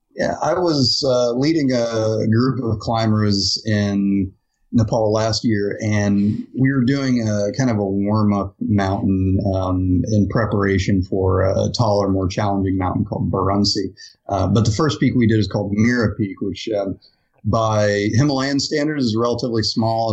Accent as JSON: {"language": "English", "region": "Ohio", "country": "United States", "tie": "born or raised there", "moved": "yes", "said": "I grew up in Ohio"}